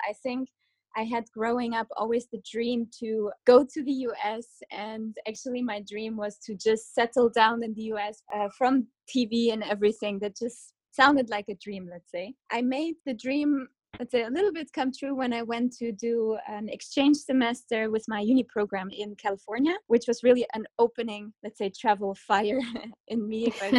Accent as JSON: {"language": "English", "country": "Germany", "tie": "born or raised there", "also_born_or_lived": "Kazakhstan", "said": "I moved with my entire family from Kazakhstan, where I was born, to Germany, where I then eventually grew up. I was 6 years old."}